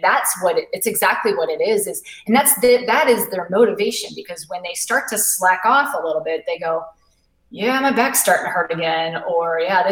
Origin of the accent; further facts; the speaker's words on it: New England, United States; now in Charleston, United States; I live in South Carolina now. I didn't grow up here. I grew up in New England